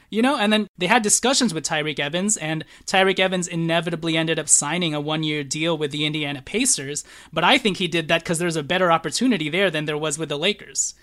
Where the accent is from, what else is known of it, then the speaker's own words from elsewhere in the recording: Philippines; I'm Filipino